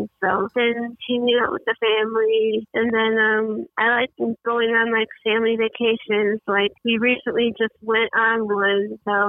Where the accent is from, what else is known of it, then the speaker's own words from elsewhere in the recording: Chicago, Illinois, United States; me and almost my whole family grew up in Chicago.